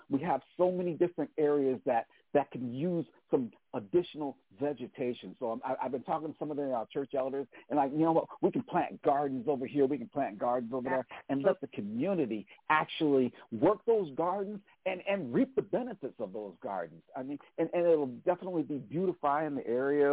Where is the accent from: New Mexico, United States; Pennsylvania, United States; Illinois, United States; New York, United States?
New York, United States; Niagara Falls; moved away as an adult; how I grew up here in Niagara Falls